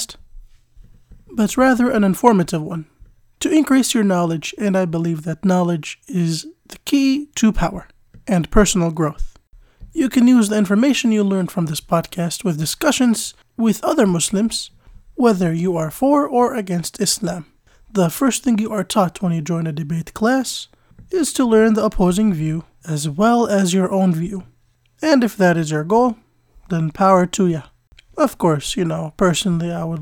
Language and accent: English; United States; also born or lived in Jordan; I was born in the United States and lived here for the majority of my life.